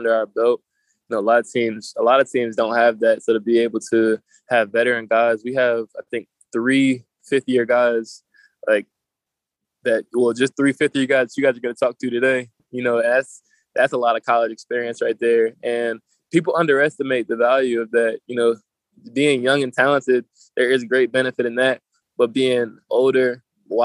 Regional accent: New Jersey, United States; I'm from South Jersey, so you got Atlantic City, Ocean City, Wildwood, places like

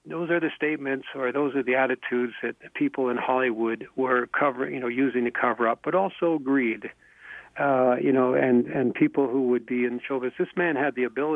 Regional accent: Canada; I'm a Canadian

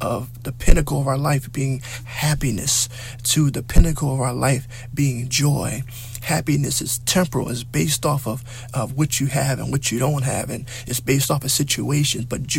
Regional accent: United States

